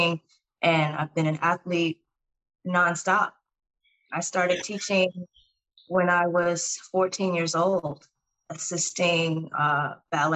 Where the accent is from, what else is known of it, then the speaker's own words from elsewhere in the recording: Detroit, Michigan, United States; I'm originally from Detroit, Michigan, so I'm from the Midwest